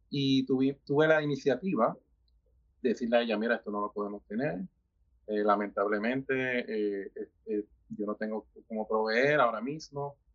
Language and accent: Spanish; Puerto Rico; now in United States; yo me mudé primero para Estados Unidos, de Puerto Rico